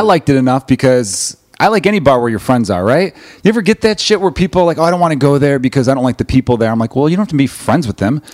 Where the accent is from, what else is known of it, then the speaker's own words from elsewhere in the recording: Chicago, Illinois, United States; as a Chicagoan